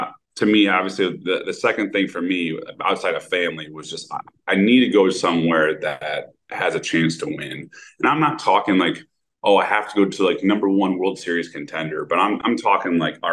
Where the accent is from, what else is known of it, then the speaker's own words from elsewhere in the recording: Toledo, Ohio, United States; I grew up in Toledo, Ohio